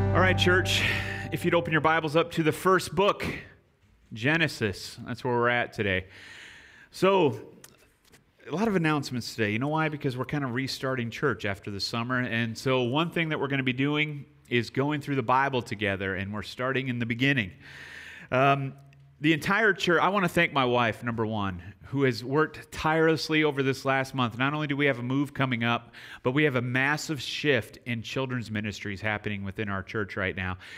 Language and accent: English; near Chicago, Illinois, United States; moved away; also born or lived in San Antonio; I grew up near Chicago